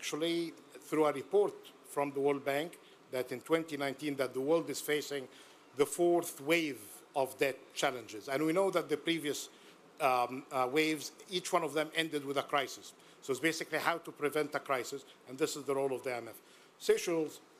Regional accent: Egypt; representing my home country, Egypt

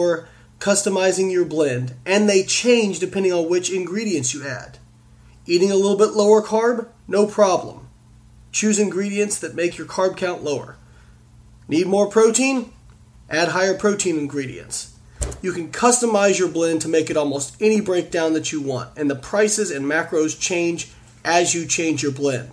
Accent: Evansville, Indiana, United States; Evansville, which is actually my hometown where I'm from

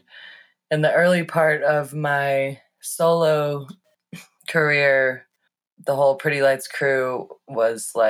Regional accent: St. Louis, Missouri, United States; moved away as an adult; also born or lived in Boulder, Colorado; I moved from St. Louis to Boulder in 2008 when I graduated high school to go to CU Boulder

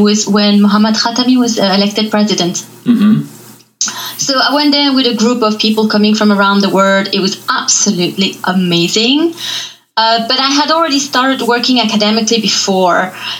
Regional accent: Belgium; also born or lived in Iran / France; So we went back to Belgium. Right. Okay. And so then I grew up in Belgium. We didn't go back to Iran.

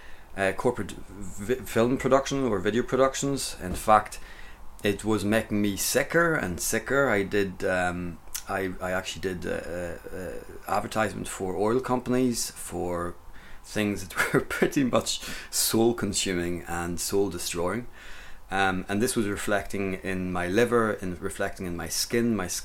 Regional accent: Grand Est, France; And I grew up in the Champagne area of France, out in the countryside, and I spent my childhood running about in the forest, and I got chased by a boar a couple of times with a friend.

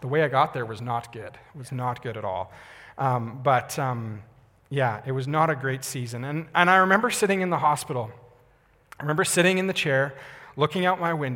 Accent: Calgary, Alberta, Canada; I grew up in Calgary, so I was in my hometown.

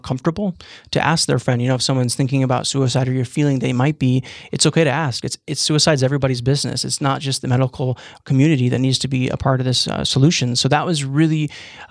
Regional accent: Billings, Montana, United States; also born or lived in Missoula; I'm born and raised in Billings

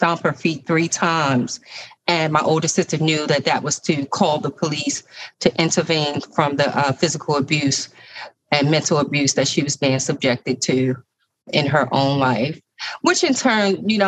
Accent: Baltimore, Maryland, United States; I'm a lifelong resident of Baltimore City. I grew up in Flag House Projects with my mom and my stepdad.

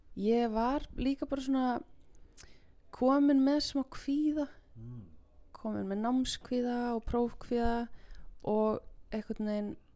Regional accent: Mosfellsbær, Capital Region, Iceland; also born or lived in Reykjavík; ég er úr Mósusbænum

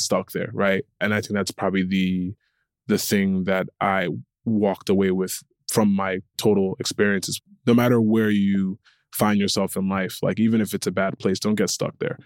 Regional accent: Connecticut, United States; I was born and raised in Connecticut

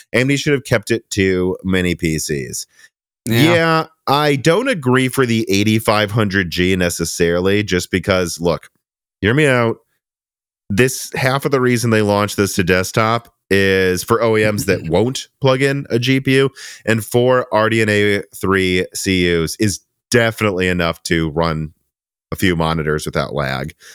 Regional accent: Midwest, United States; now in Tennessee, United States; we're from the Midwest

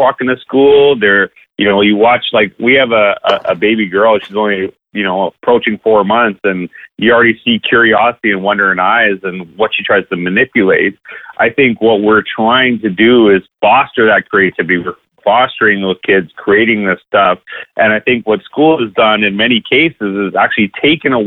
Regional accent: Canada; I'm from Canada

